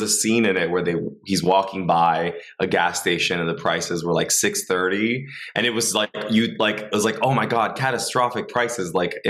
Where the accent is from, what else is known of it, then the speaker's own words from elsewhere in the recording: West Covina, California, United States; also born or lived in Los Angeles; I was born here in Los Angeles. I was born in Boyle Heights, and then I moved around a lot, but I ended up in West Covina, and then I went to USC for college.